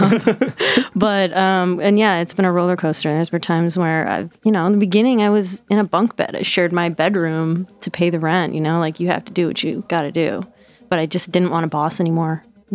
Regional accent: Detroit, Michigan, United States; moved away as an adult; now in Brooklyn, United States; I'm from Detroit

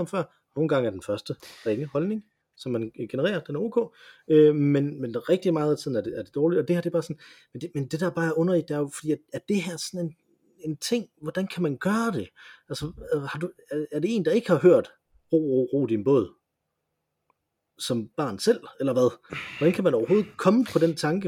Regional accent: Jutland, Denmark; vi, vi kommer begge to fra Jylland

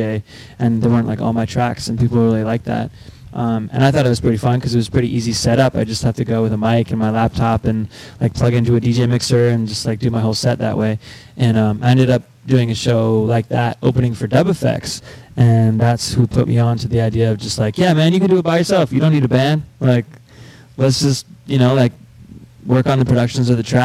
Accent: Montreal, Quebec, Canada; growing up in Montreal

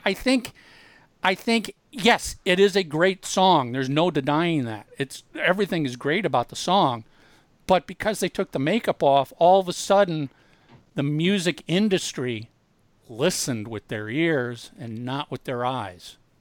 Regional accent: Minneapolis, Minnesota, United States; growing up in Minneapolis

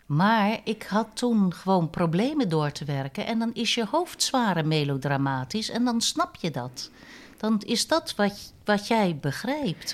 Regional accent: Vlaardingen, South Holland, Netherlands; moved away as an adult; also born or lived in Nijmegen; ik ben geboren in Vlaardingen als vijfde in een gezin

